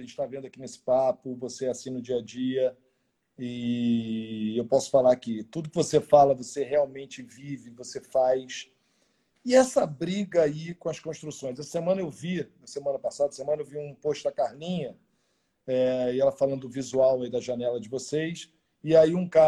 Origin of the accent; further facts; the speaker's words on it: Brazil; Eu mandei um comentário pro cara, falei, e aí, Mark, tudo bem? Sou do Brasil?